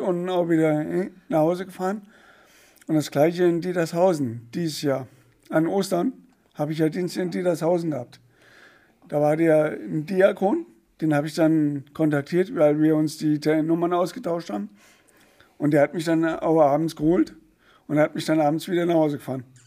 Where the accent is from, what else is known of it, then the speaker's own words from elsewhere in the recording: Poppenhausen, Hesse, Germany; bei uns in Poppenhausen